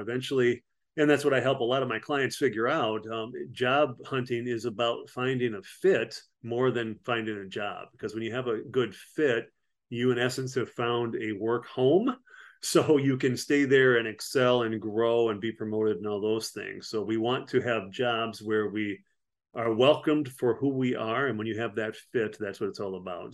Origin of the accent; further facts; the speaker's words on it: Platteville, Wisconsin, United States; moved away as an adult; also born or lived in Frankfurt, Germany / Panama / Fort Devens, Massachusetts; I'm from Platteville, Wisconsin originally